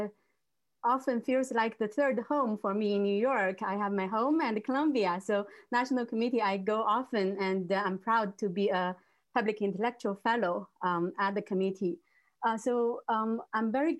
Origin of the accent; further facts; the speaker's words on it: China; moved away; my hometown village